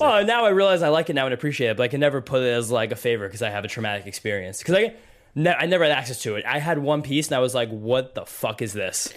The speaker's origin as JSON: {"language": "English", "town": "New York City", "region": "New York", "country": "United States", "tie": "born or raised there", "said": "when I was an infant growing up in Brooklyn"}